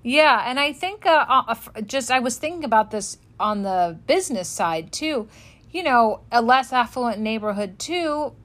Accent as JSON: {"language": "English", "town": "Los Angeles", "region": "California", "country": "United States", "said": "I'm from Los Angeles"}